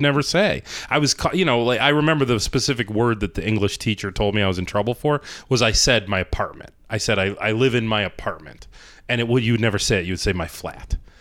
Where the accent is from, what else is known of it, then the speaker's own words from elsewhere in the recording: Ohio, United States; now in Rochester, United States; I'm from Ohio